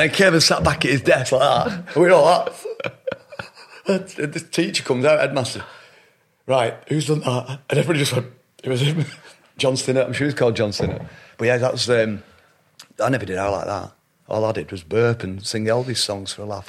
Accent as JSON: {"language": "English", "town": "Shaw", "region": "North West England", "country": "United Kingdom", "tie": "born or raised there", "also_born_or_lived": "Middleton / Royton", "said": "I grew up in a little town called Shaw, just outside Oldham"}